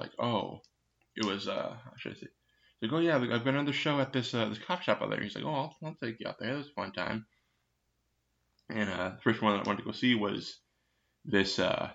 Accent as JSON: {"language": "English", "region": "Minnesota", "country": "United States", "said": "I'm from Minnesota."}